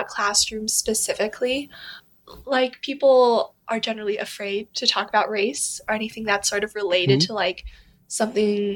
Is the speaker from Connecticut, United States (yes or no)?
yes; Westport, Connecticut, United States; Westport, right? Like, that's where I'm from